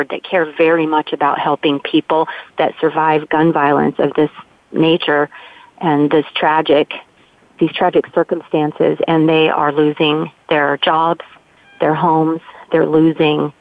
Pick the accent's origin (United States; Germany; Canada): United States; Coeur d'Alene, Idaho; moved away; I'm originally from Coeur d'Alene, Idaho